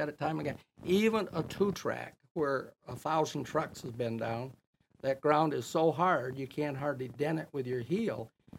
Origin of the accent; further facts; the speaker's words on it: Greenville, Michigan, United States; moved away as an adult; now in West Branch, United States; I'm from Greenville, Stanton, Sheridan area.